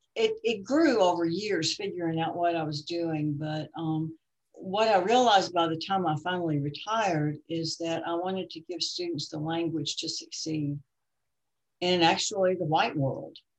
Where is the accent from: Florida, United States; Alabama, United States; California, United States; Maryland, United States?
Maryland, United States; Baltimore; moved away as an adult; I came from Baltimore